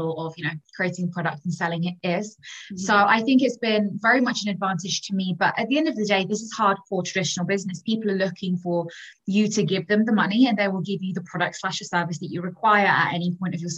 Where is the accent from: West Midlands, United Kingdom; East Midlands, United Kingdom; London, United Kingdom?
London, United Kingdom; I'm 26 and I'm from London.